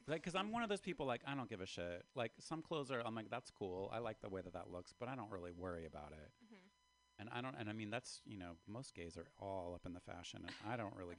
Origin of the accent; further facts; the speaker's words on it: Baltimore, Maryland, United States; now in San Francisco, United States; I moved here from Baltimore like a long time ago.